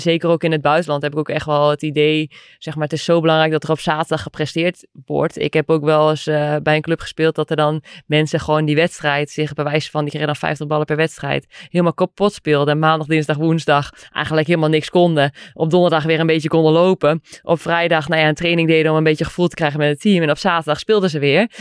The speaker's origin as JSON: {"language": "Dutch", "country": "Netherlands", "said": "wij als Nederlanders"}